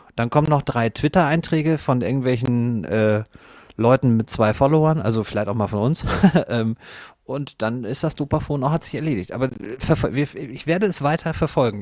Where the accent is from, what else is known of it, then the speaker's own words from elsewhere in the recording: Northern Germany, Germany; als Norddeutscher